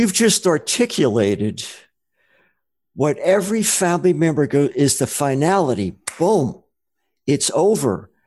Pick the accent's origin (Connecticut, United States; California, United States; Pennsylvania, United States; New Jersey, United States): New Jersey, United States; moved away; also born or lived in Rochester, Minnesota; I'm from New Jersey originally